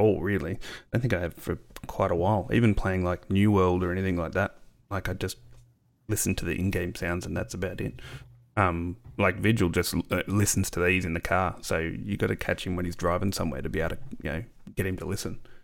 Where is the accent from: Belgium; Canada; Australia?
Australia; being an Aussie